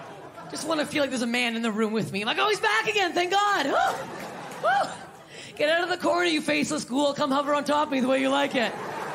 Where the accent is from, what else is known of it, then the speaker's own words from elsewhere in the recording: Canada; I'm Canadian. You're welcome.